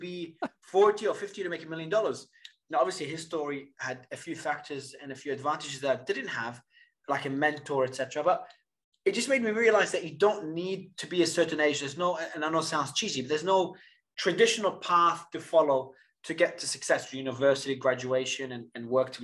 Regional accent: Australia; also born or lived in Lebanon; Then I migrated out of Lebanon to Australia at about 9 years old

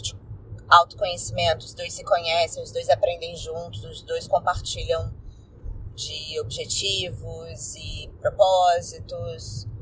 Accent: Rio de Janeiro, Brazil; sou carioca

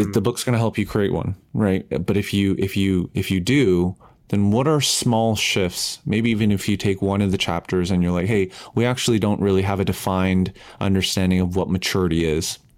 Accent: Canada; I'm Canadian

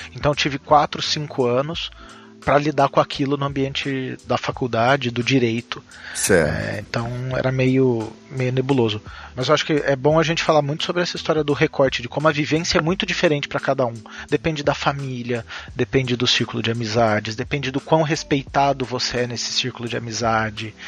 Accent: Minas Gerais, Brazil; moved away; also born or lived in São José dos Campos; eu nasci em Minas

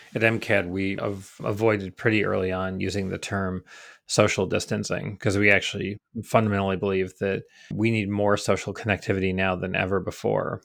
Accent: Rochester, New York, United States; accent: Rochester; I try to remove the Rochester accent as much as possible.

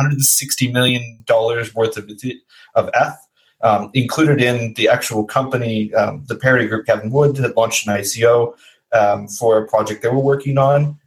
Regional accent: United States; I'm American

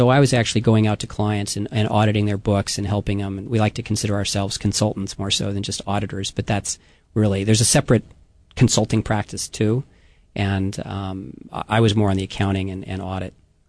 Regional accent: Southern California, United States; moved away as an adult; also born or lived in Los Angeles; now in Hawaii, United States; My grandfather, actually, my namesake's from Hawaii. But I was born in Southern California.

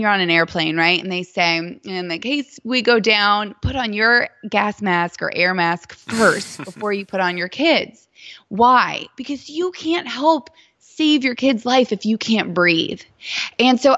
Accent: Titusville, Florida, United States; moved away as an adult; also born or lived in New York; now in Dallas, United States; I was born in New York and raised in Titusville, Florida

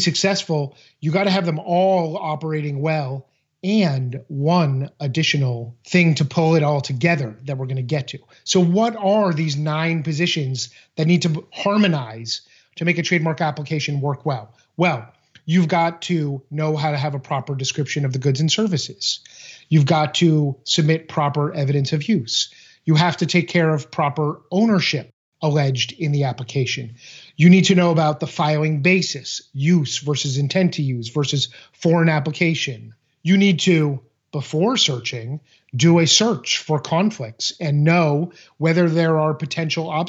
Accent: Boston, Massachusetts, United States; I grew up in Boston

